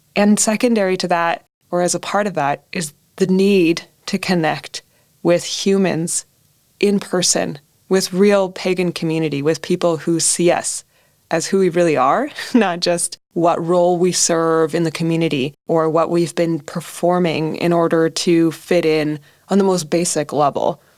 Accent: Canada; growing up in Canada

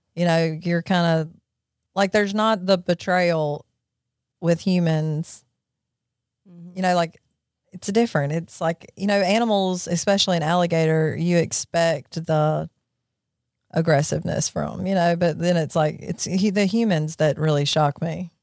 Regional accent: Jackson, Mississippi, United States; also born or lived in Florence, Mississippi; I grew up in Jackson, Mississippi.

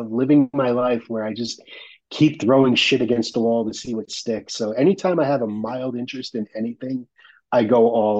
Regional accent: New York, United States; The best thing about growing up in New York, the absolute best thing, was being that there are so many people there

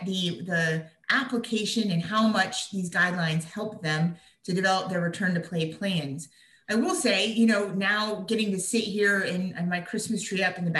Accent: Latrobe, Pennsylvania, United States; my hometown, which is Latrobe, Pennsylvania

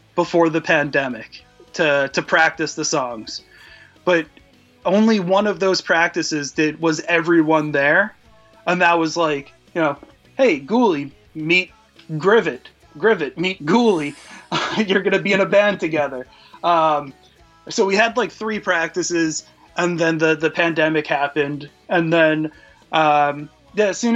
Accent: New York, United States; being from New York

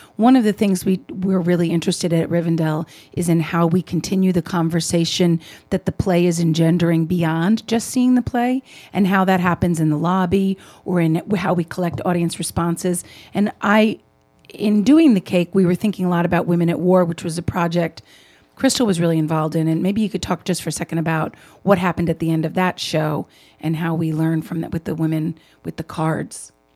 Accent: New York, United States; moved away as an adult; also born or lived in Brooklyn; now in Chicago, United States; I grew up in New York

